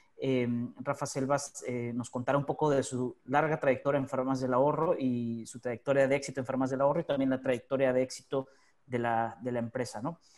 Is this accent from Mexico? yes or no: yes; Mexico; now in Buenos Aires, Argentina; los que somos mexicanos